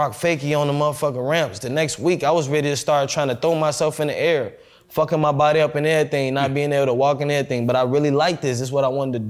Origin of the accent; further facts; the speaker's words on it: Chicago, Illinois, United States; now in Dallas, United States; I'm from Chicago, I'm from the West Side. So, like, where I'm from, it's heavy violence.